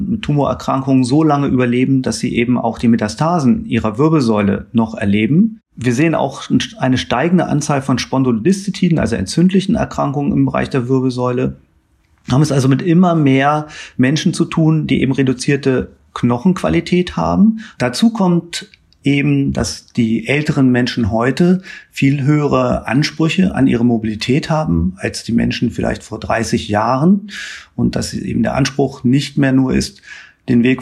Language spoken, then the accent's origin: German; Hanover, Lower Saxony, Germany; Ich stamme ursprünglich aus Hannover